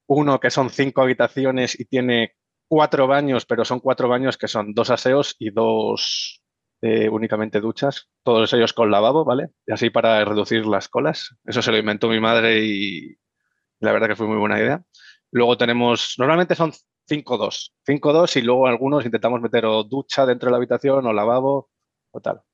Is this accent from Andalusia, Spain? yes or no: no; Las Rozas, Community of Madrid, Spain; soy madrileño, nacido en Las Rozas